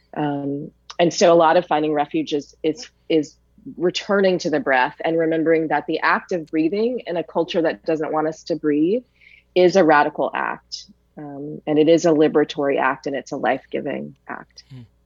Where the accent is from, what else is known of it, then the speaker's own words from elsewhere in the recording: Richmond, Virginia, United States; I'm from Richmond, Virginia